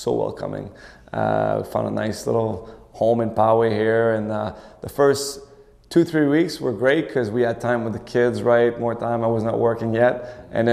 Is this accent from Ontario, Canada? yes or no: no; Montreal, Quebec, Canada; I'm from Montreal